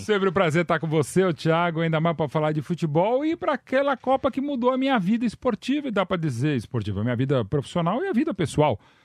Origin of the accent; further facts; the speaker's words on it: Brazil; como brasileiro